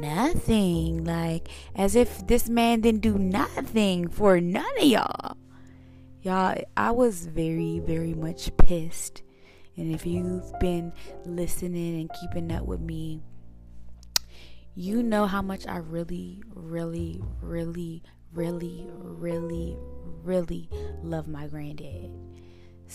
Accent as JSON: {"language": "English", "town": "Suitland", "region": "Maryland", "country": "United States", "tie": "born or raised there", "also_born_or_lived": "Washington, D.C.", "moved": "yes", "said": "I was actually born in DC, but I rep Maryland, Suitland to be exact, because that's where my granddad raised me."}